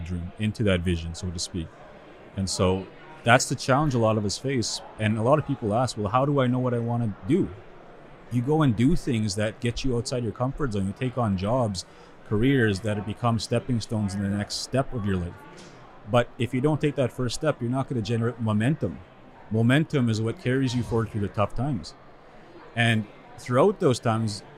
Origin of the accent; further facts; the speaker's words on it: Sweetgrass First Nation, Saskatchewan, Canada; now in Saskatoon, Canada; I'm originally from Sweetgrass First Nation. That's where my community is from. Currently living in Saskatoon